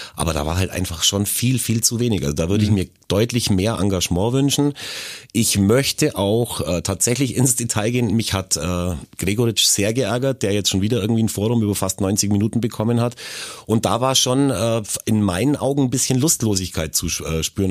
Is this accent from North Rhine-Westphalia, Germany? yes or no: no; Augsburg, Bavaria, Germany; bei uns in Augsburg